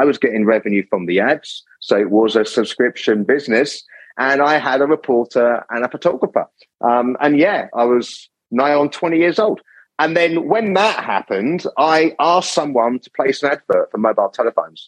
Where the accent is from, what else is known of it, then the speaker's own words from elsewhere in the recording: Kent, South East England, United Kingdom; accent: English; moved away; I grew up in Britain. My parents and myself and my brother, we lived in the Kentish countryside